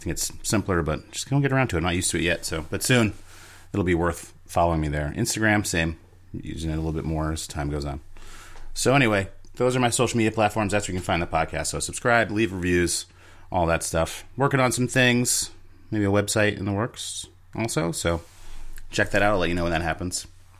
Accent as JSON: {"language": "English", "town": "Philadelphia", "region": "Pennsylvania", "country": "United States", "tie": "born or raised there", "said": "I grew up in North Philadelphia, and we weren't allowed to go to the park because it was very violent."}